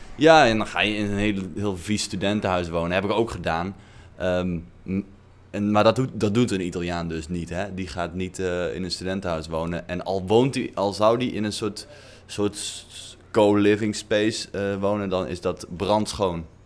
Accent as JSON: {"language": "Dutch", "country": "Netherlands", "moved": "yes", "lives_now": "Italy"}